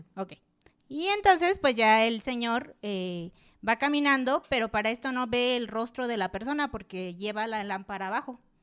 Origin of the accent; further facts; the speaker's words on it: Oaxaca, Mexico; yo soy de Oaxaca, allá donde pasa todo